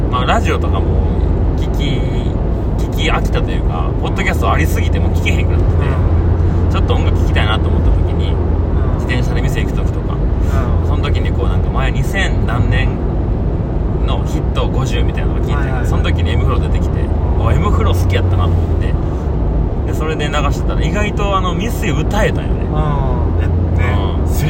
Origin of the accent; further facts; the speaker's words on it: Hirakata, Osaka, Japan; FM 平方ってのがあって平方出身だから